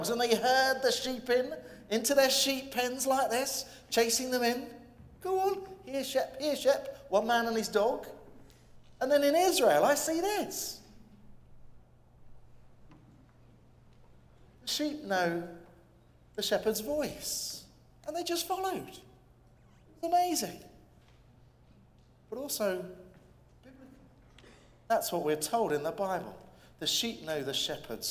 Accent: England, United Kingdom; I'm an Englishman and I come from the UK

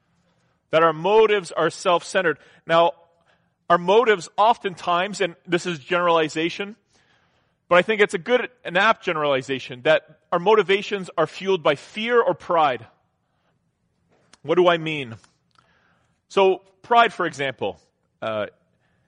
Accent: Southern Ontario, Canada; growing up in Southern Ontario, I mean, I worked from when I was in like grade

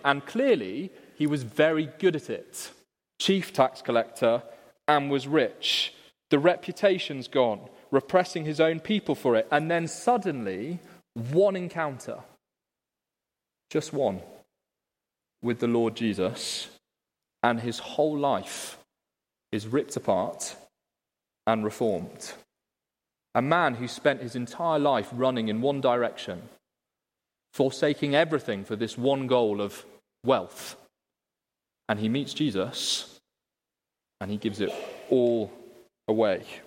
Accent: Liverpool, North West England, United Kingdom; In my city, Liverpool, which of course you can all tell by my accent

